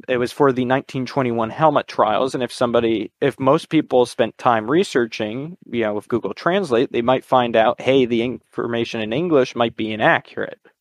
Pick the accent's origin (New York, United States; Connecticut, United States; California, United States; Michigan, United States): Connecticut, United States; I'm from Connecticut in the United States